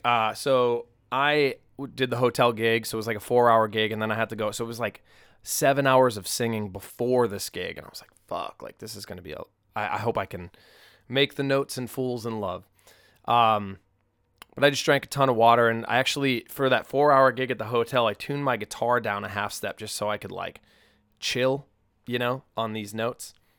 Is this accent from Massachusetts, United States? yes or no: yes; Peabody, Massachusetts, United States; moved away; I grew up in Peabody